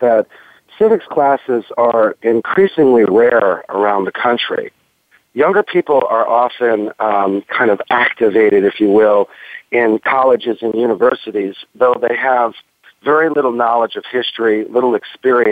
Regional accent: United States; moved away as an adult; as an American

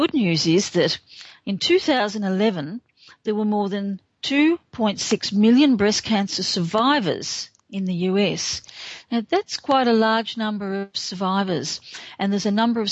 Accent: Australia; I'm Australian

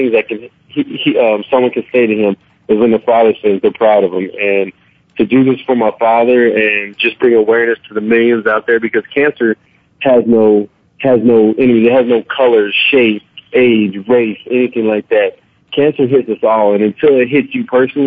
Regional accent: Clovis, New Mexico, United States; moved away; my hometown, Clovis, New Mexico.

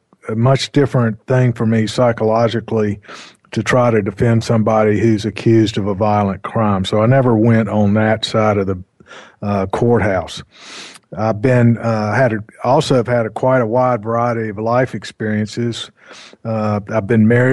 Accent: North Carolina, United States; I grew up in North Carolina

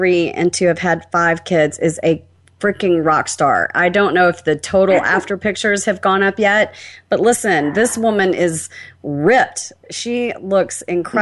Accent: Alabama, United States; I'm from Alabama

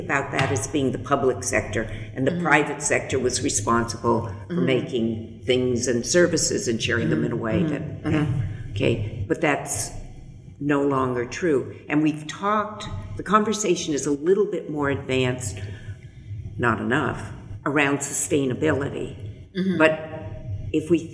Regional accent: California, United States; I was born in California. I was born in a very privileged part of the world.

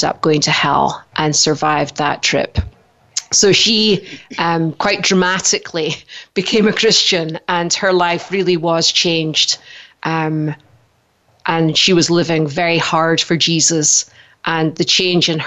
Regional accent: Scotland, United Kingdom; moved away as an adult; now in Idaho, United States; originally I'm from Scotland. I came to America 18 years ago, just before my 30th birthday

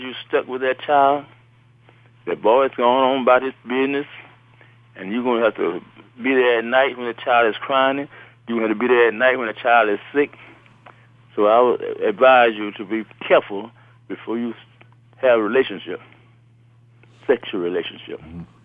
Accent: Midway, Alabama, United States; also born or lived in Birmingham, Alabama; I grew up in Midway, Alabama

